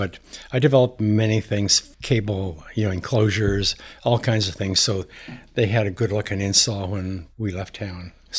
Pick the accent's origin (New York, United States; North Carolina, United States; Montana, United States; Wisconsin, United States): Montana, United States; when I was young, I grew up in Montana.